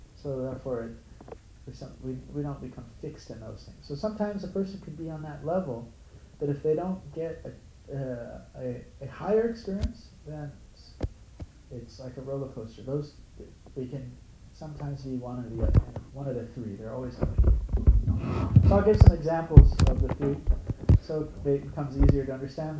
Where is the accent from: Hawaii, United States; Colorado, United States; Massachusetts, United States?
Hawaii, United States; Honolulu; moved away; I grew up in Honolulu